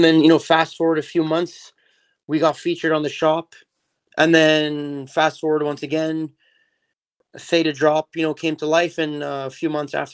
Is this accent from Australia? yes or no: no; Montreal, Quebec, Canada; So I grew up in Montreal. I actually still live here in Montreal, Canada